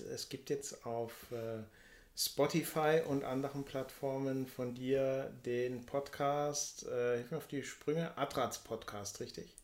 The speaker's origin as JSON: {"language": "German", "area": "Black Forest", "region": "Baden-Württemberg", "country": "Germany", "tie": "born or raised there", "moved": "yes", "said": "In meiner Heimat im Schwarzwald"}